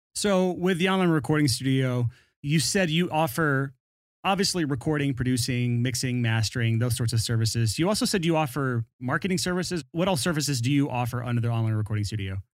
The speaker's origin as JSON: {"language": "English", "region": "Alabama", "country": "United States", "tie": "born or raised there", "accent": "thick Southern"}